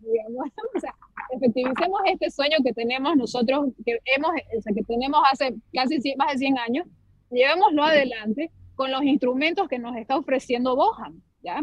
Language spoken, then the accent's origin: Spanish; Bolivia; como bolivianos